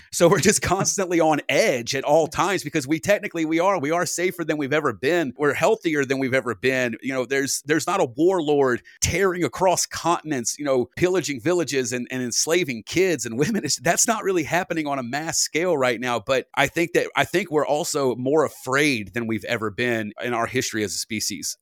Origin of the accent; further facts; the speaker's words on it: United States; as an American